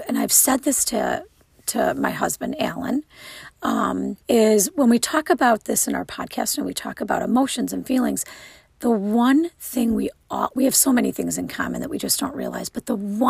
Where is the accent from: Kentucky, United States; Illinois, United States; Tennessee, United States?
Illinois, United States; Wilmette; I grew up in the northern suburbs of Illinois